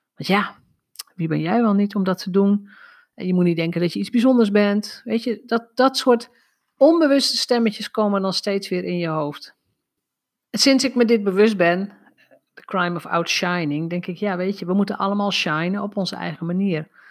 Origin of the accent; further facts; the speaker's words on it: North Drenthe, Netherlands; Ik ben opgegroeid in Noord-Drenthe.